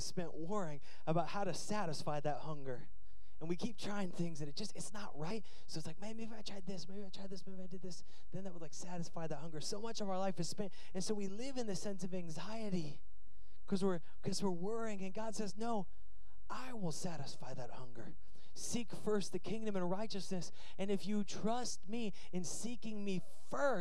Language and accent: English; United States; I'm American through and through